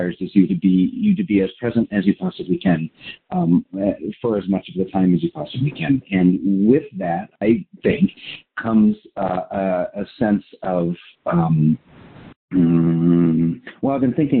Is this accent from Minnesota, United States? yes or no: no; Colorado, United States; I grew up in Colorado in the mountains